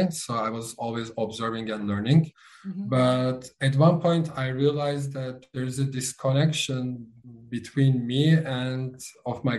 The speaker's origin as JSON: {"language": "English", "region": "Istanbul", "country": "Turkey", "tie": "born or raised there", "second_language": "English", "moved": "as an adult", "lives_now": "Los Angeles, United States", "said": "I was born and raised in Istanbul"}